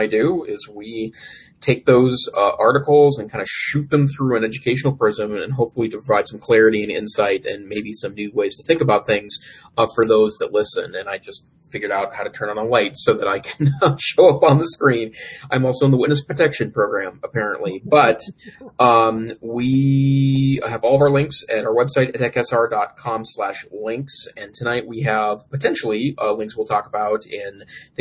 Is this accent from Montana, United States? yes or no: yes; Great Falls, Montana, United States; Great Falls, Montana, my hometown